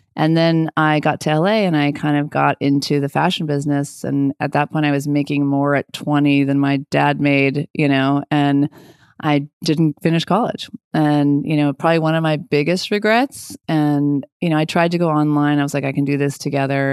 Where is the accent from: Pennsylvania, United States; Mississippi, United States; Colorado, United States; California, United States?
Colorado, United States; also born or lived in Boulder, Colorado / Lakewood, Colorado / Longmont, Colorado; I was born in Boulder, Colorado.